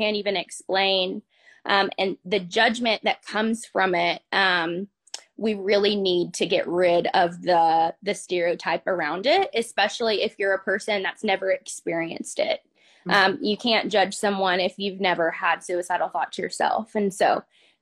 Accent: Conway, Arkansas, United States; now in Benton, United States; I'm from the Central Arkansas area. I was raised in Conway and then I moved to Benton here recently.

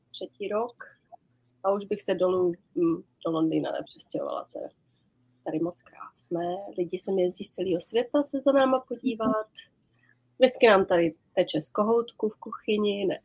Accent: Prague, Czechia; also born or lived in London; now in Islay, United Kingdom; my jsme tady v Češky dvě, abys věděl. {S1} Obě no, z no. {S2} Prahy. A obě z Prahy šest.

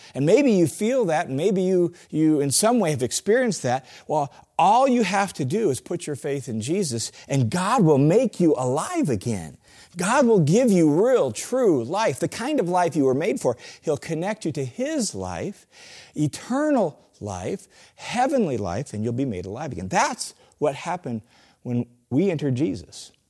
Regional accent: Tacoma, Washington, United States; I grew up in Tacoma, Washington

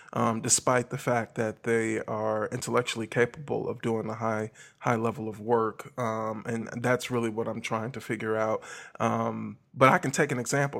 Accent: Milwaukee, Wisconsin, United States; now in Millington, United States; I'm actually originally from Milwaukee, Midwest

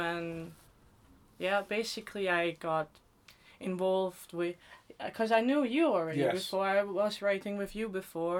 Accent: Austria; moved away as an adult; also born or lived in Bratislava, Slovakia; now in United Kingdom; I'm from Europe. I was born in Bratislava and then we migrated later on to Austria and that's where I was pretty much raised for my whole life.

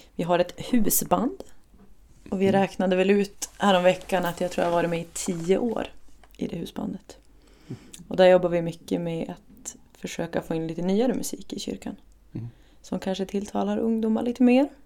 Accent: Umeå, Västerbotten County, Sweden; Jag kommer egentligen från Ersboda så det är som på helt andra sidan stan

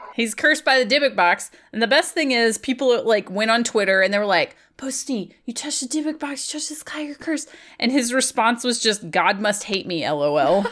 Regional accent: Virginia, United States; I'm from Virginia

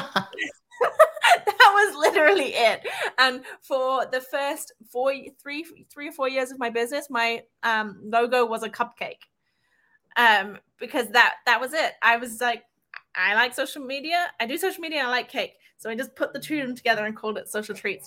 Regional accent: England, United Kingdom; I'm English

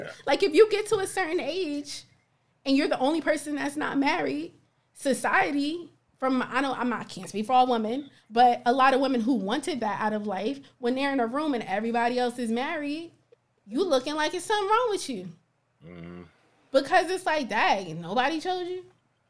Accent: Plainfield, United States; We from the same area. I'm from Plainfield.

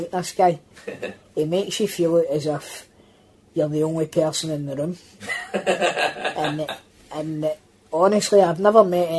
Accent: Scotland, United Kingdom; we're Scottish.

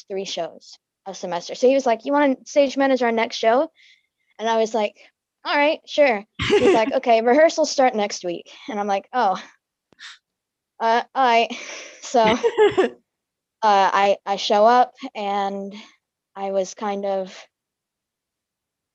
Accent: Alabama, United States; I was born in Alabama, raised here

